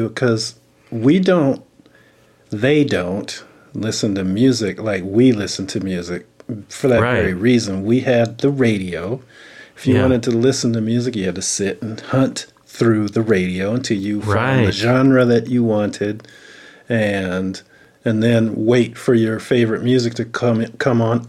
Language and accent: English; Pontiac, Michigan, United States; I'm from Detroit. I'm from Pontiac.